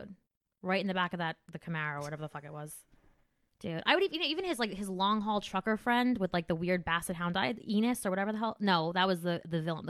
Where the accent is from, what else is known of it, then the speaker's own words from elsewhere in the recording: New Jersey, United States; I'm from Jersey